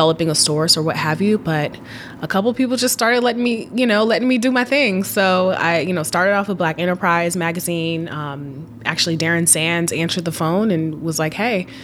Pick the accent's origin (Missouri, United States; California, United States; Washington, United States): Washington, United States; Seattle; growing up in Seattle and going back to my love for Seattle, I grew up in a very sort of like high-tech environment